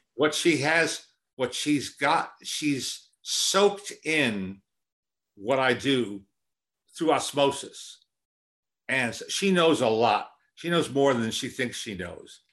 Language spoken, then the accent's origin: English; Teaneck, New Jersey, United States; also born or lived in Manhattan, New York City; I was born in Manhattan, but when, when I was four, my family moved to the suburbs, really just over the George Washington Bridge, uh, to Teaneck, New Jersey.